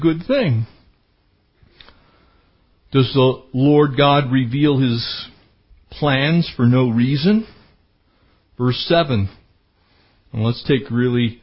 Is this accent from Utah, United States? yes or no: no; San Diego County, California, United States; when I was growing up in San Diego County